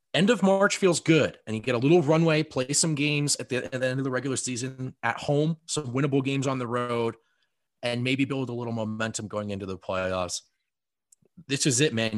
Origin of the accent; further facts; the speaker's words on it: New Jersey, United States; I grew up in New Jersey.